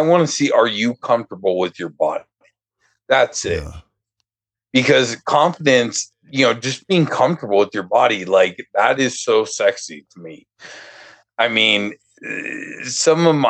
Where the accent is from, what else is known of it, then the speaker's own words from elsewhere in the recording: Denver, Colorado, United States; I grew up in Denver, well, in one of the suburbs outside of Denver